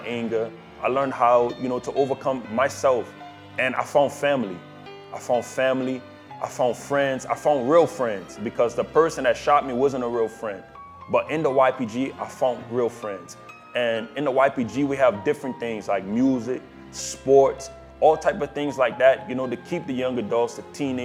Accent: New Orleans, Louisiana, United States; New Orleans. I'm from New Orleans.

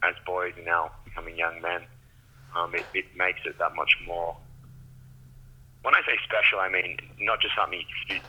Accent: Byron Bay, New South Wales, Australia; I'm from Byron Bay

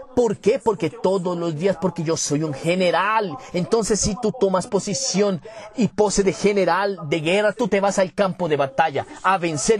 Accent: Caruaru, Pernambuco, Brazil; yo soy natural de Caruaru, Pernambuco

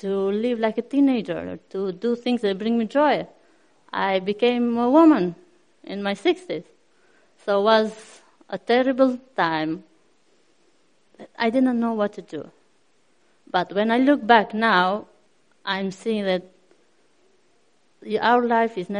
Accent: Albania; moved away as an adult; I come from Albania. It's a wonderful country

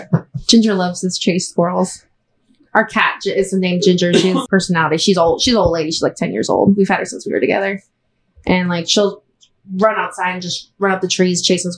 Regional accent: Ventura, Iowa, United States; also born or lived in Clear Lake, Iowa; I'm from Ventura, so I've lived in either like Ventura or Clear Lake for most of my life.

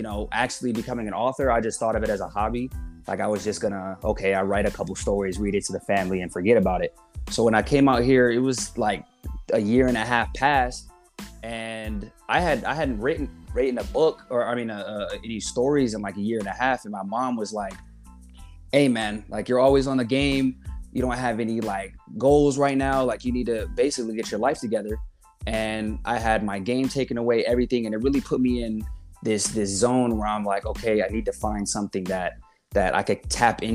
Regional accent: Colorado, United States; moved away; I grew up in Colorado

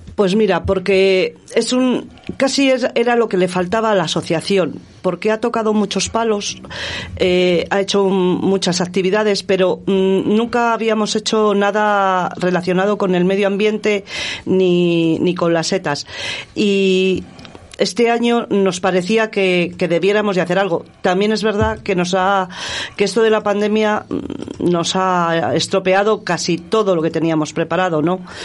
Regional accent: Íscar, Castile and León, Spain; mi pueblo, Iscar.

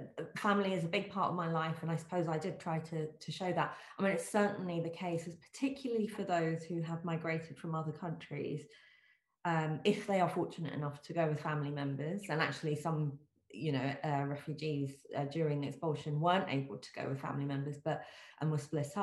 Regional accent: United Kingdom; British culture, where I was born

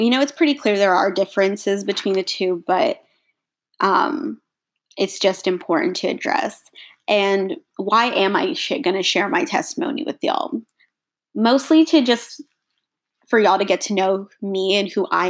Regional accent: Texas, United States; also born or lived in India; I was born in India. My family is Indian, if that wasn't clear. My parents and I moved to Texas. We moved to the United States when I was 15 months old.

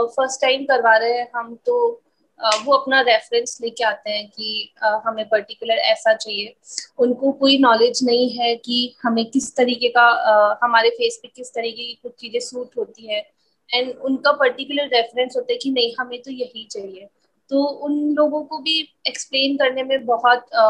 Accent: Ajmer, Rajasthan, India; मैं अजमेर से हूँ छोटा सा ही सिटी है

